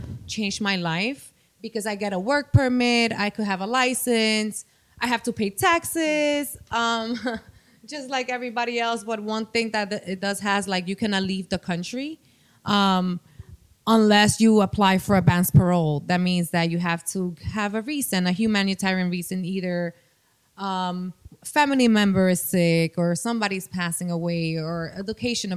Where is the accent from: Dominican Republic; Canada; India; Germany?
Dominican Republic; accent: Dominican; now in United States; I'm from the Dominican Republic